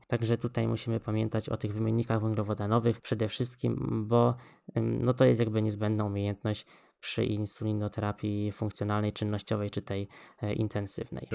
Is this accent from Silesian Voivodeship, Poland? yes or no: no; Poznań, Greater Poland, Poland; Ja bym chciała stanąć jako Wielkopolanin w obronie Pyry